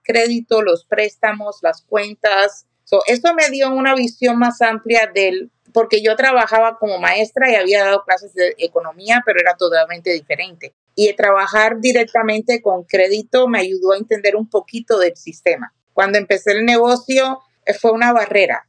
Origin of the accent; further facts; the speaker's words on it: Cuba; moved away as an adult; now in Riverside County, United States; En Cuba, que vengo de Cuba, yo era maestra y cuando llegué a este país